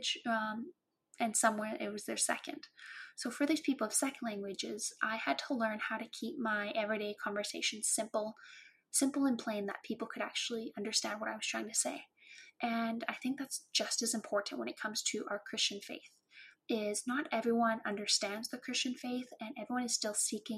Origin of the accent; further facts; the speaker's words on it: Cranbrook, British Columbia, Canada; growing up in Cranbrook